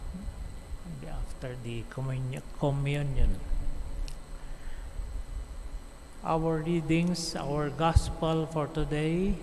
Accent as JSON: {"language": "English", "area": "Abra", "region": "Cordillera Administrative Region", "country": "Philippines", "said": "I am a priest from Northern Philippines, Diocese of Banged, Abra"}